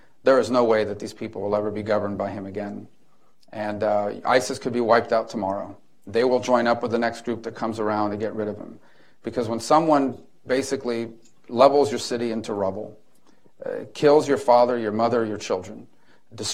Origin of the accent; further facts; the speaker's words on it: Miami, Florida, United States; I grew up in Miami